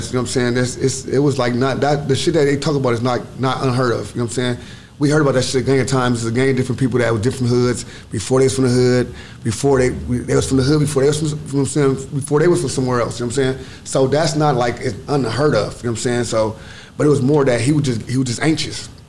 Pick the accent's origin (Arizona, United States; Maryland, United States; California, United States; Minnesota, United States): California, United States; Los Angeles; Yep. South Central.